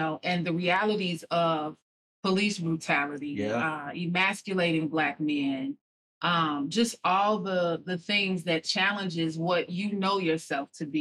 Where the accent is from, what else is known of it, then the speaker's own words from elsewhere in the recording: Chicago, Illinois, United States; moved away as an adult; also born or lived in East Coast; I was 23 when I moved away from Chicago to the East Coast